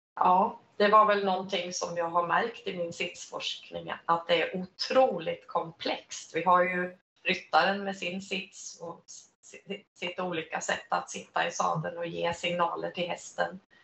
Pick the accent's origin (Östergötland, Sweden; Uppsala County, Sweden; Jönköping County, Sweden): Östergötland, Sweden; Linköping; jag började som på uppväxt i Linköping